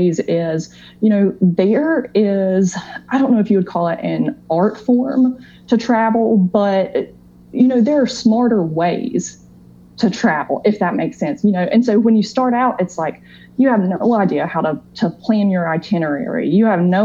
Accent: North Carolina, United States; I was born in North Carolina. You know, I've lived here my whole life.

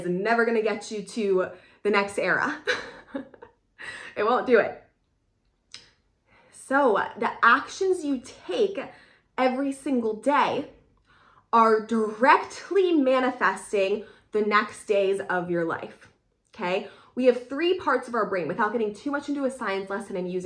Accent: Pennsylvania, United States; moved away as an adult; also born or lived in California; I'm from Pennsylvania, I lived in California for a while

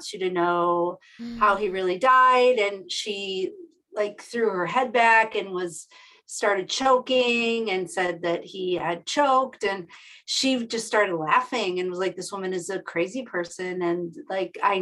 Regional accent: Buffalo, New York, United States; I grew up in Buffalo, New York, which is in upstate New York near Niagara Falls

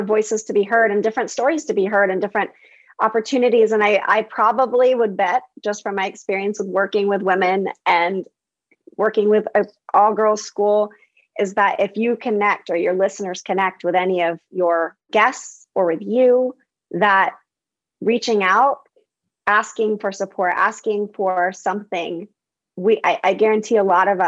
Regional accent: Bay Area, California, United States; I grew up in the Bay Area

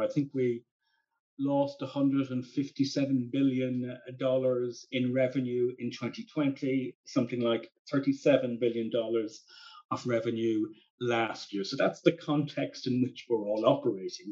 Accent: Ireland; now in London, United Kingdom

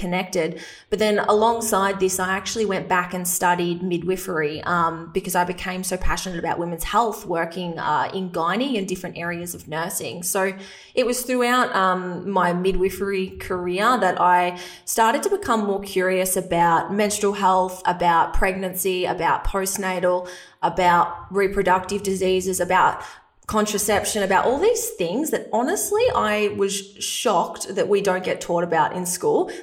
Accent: a small country town in Victoria, Australia; accent: Australian; I'm Australian, if you can't tell from my accent, but I grew up in a small country town in Victoria

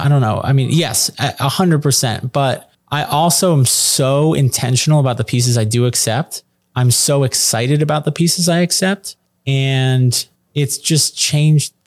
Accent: New York City, New York, United States; I'm from New York City.

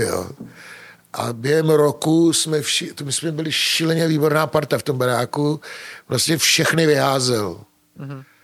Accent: Czechia; also born or lived in Germany; My jsme Češi, my jsme střed Evropy

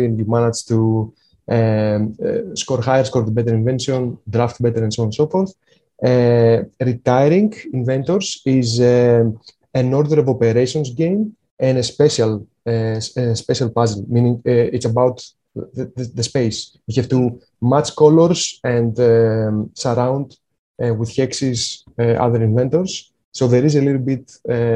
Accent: Greece; born or raised there

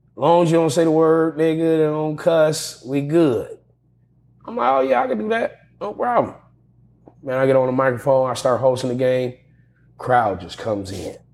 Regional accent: Pasadena, California, United States; They knew I was from Pasadena

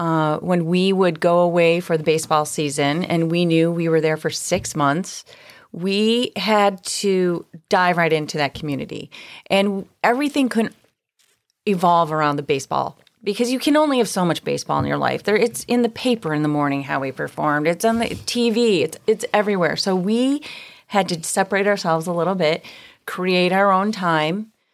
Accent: Chicago, Illinois, United States; I'm from Chicago.

